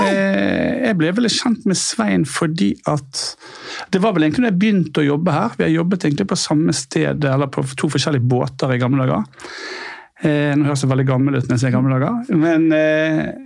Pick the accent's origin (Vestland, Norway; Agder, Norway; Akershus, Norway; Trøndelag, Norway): Vestland, Norway; Bergen; now in Oslo, Norway; Jeg er fra Bergen, som sagt.